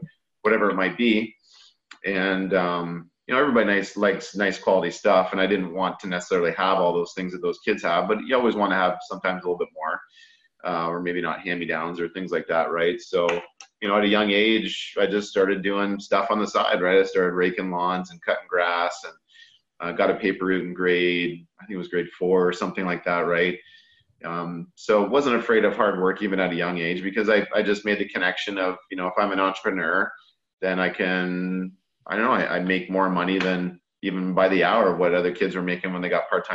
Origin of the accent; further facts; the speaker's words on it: Sarnia, Ontario, Canada; I lived in the north end of Sarnia